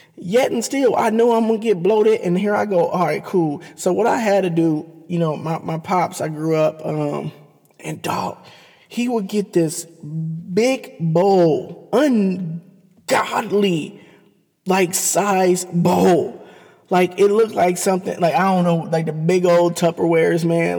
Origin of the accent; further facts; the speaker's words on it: Cleveland, Ohio, United States; growing up in Cleveland